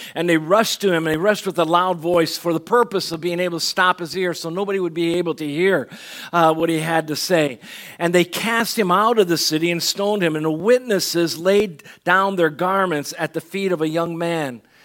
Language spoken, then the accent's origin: English; Benson, Arizona, United States; also born or lived in Chicago, Illinois; I had graduated in Chicago from kindergarten. Uh, we moved to Chicago. We moved to Tucson, Arizona, or, or southern Arizona, Benson